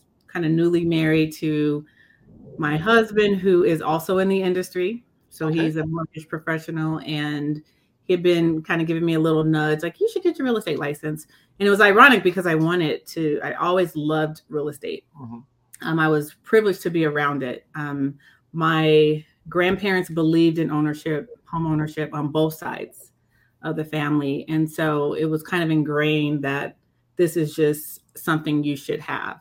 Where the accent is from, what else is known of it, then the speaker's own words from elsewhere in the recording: Denver, Colorado, United States; I'm a product of Denver. So I'm a Denver native, grew up right in the city.